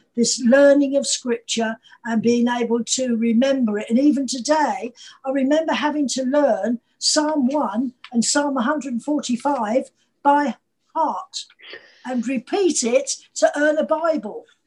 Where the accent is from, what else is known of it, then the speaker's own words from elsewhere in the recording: Manchester, North West England, United Kingdom; moved away; also born or lived in London; I was born in Manchester